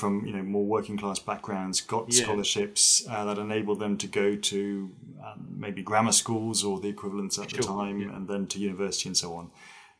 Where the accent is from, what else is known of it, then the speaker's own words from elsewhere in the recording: Zurich, Switzerland; I was born in Switzerland, in the German-speaking part of Switzerland, kind of in the commuter belt to Zurich.